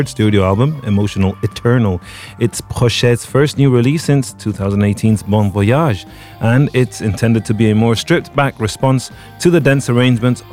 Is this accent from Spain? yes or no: yes; Torremolinos, Andalusia, Spain; my hometown of Torremolinos